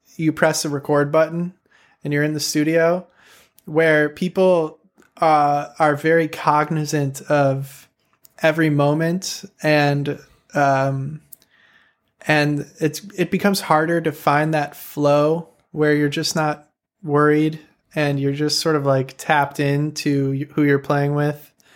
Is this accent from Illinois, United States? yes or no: yes; Chicago, Illinois, United States; moved away as an adult; also born or lived in Champaign-Urbana; I grew up in Chicago where there were just, like, so many sick saxophone players my age